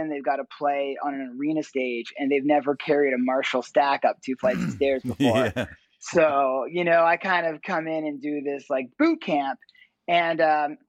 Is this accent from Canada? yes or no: yes; Ottawa, Ontario, Canada; also born or lived in Toronto; I grew up actually in Ottawa, Canada, the capital of Canada